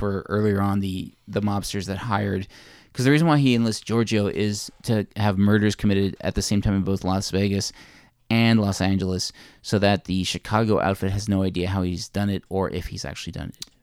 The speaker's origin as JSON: {"language": "English", "region": "Newfoundland and Labrador", "country": "Canada", "said": "being a Newfoundlander"}